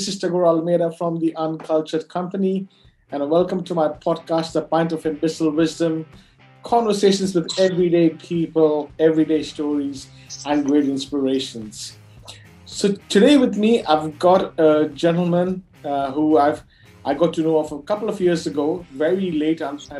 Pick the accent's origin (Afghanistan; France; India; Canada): India; Goa; the first person that I'm interviewing from my hometown, Goa, where he comes from as well.